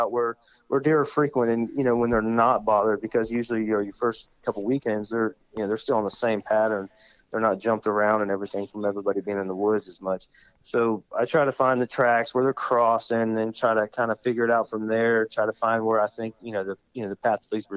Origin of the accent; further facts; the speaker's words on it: Umatilla, Florida, United States; I am from Central Florida. Hail from a little town called Umatilla, Florida, which is about as central as it gets. I kind of grew up hunting